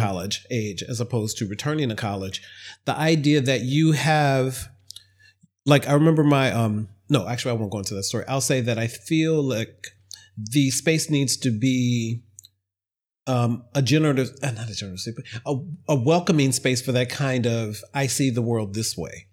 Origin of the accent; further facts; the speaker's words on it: Ohio, United States; I was an intern at a local television news station when I was growing up in Ohio